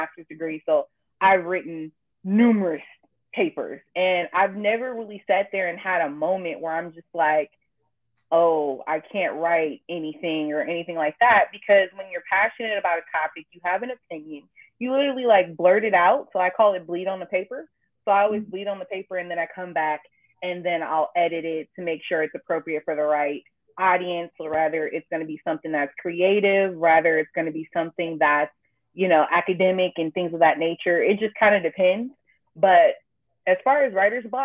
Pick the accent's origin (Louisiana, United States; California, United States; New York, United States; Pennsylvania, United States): California, United States; Richmond; also born or lived in El Cerrito, California; now in Pittsburg, United States; my hometown is Richmond, El Cerrito. I say both because I kind of split my time between both equally